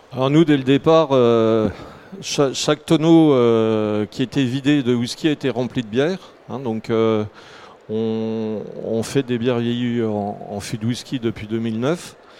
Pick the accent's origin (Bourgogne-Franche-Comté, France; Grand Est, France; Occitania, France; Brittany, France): Bourgogne-Franche-Comté, France; Jura; je suis originaire du Jura